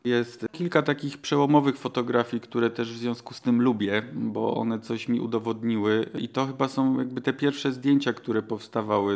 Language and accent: Polish; Silesian Voivodeship, Poland; mieszkałem, urodziłem się na Górnym Śląsku, potem chwilę mnie nie było w okresie studiów i, i, pierwszych prac związanych z fotografią i w 2010 roku wróciłem